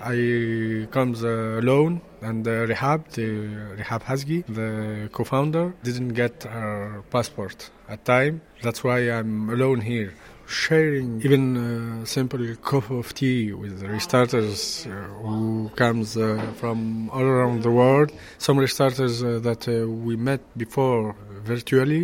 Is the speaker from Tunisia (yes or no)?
yes; Tunis, Tunis Governorate, Tunisia; I come from Tunis, Tunisia